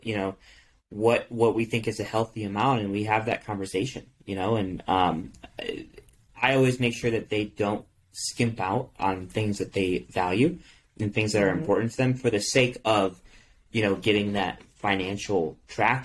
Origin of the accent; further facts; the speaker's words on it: Michigan, United States; I grew up in Michigan, so they had this thing where you can return cans for 10 cents